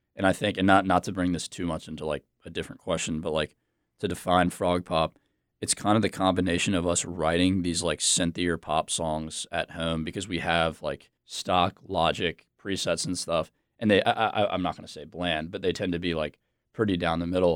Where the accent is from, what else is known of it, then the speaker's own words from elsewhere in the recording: Charlotte, North Carolina, United States; also born or lived in Virginia; now in Raleigh, United States; I am from Charlotte. I grew up in Charlotte.